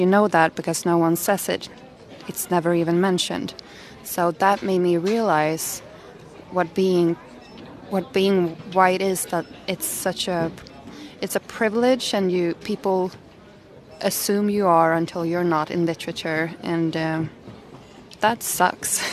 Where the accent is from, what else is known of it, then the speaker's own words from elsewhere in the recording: Malmö, Skåne, Sweden; I come from Malmö in Sweden